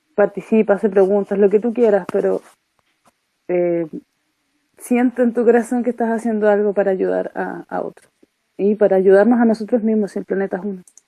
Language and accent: Spanish; Chile; nosotros como chilenos